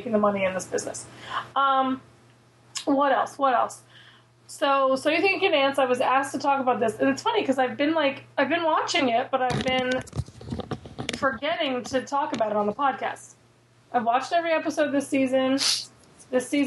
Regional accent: Philadelphia, Pennsylvania, United States; I'm from Philly. I've grown up this area my whole life. My whole family has that accent, but I cannot stand a Philly accent.

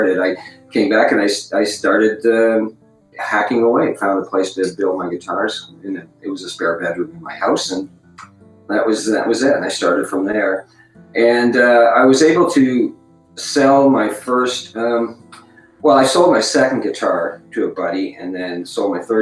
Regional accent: Windsor, Ontario, Canada; I was born in Windsor, Ontario

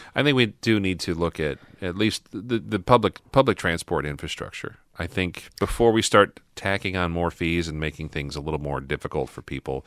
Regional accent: Midwest, United States; growing up in the Midwest as a kid

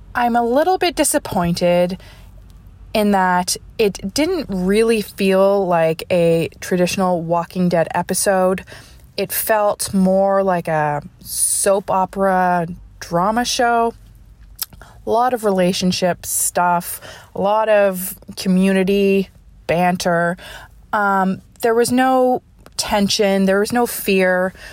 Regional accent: Ontario, Canada; now in Nova Scotia, Canada; although I grew up in Ontario

